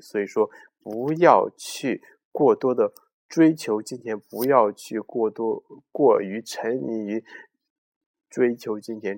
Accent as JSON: {"language": "Chinese", "country": "China", "said": "我们中国人呢，对钱的热爱"}